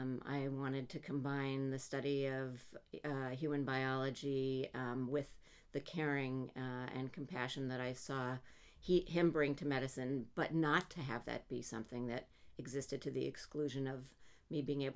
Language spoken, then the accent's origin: English; Montreal, Quebec, Canada; now in United States; My parents, I'm Canadian, my parents moved with us from Montreal to New York.